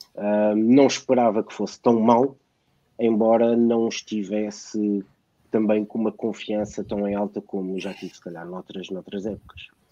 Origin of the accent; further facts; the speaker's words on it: Lisbon, Portugal; nasci em Lisboa